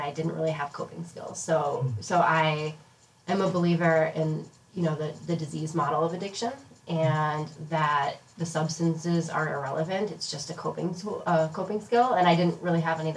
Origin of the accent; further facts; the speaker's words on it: Boston, Massachusetts, United States; I grew up here around Boston, a little north of Boston